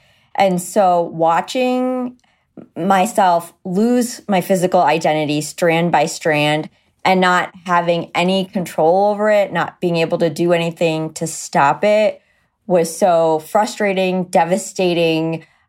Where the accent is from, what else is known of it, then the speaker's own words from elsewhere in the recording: India; Okay, so I'm Indian, which means I was born very hairy.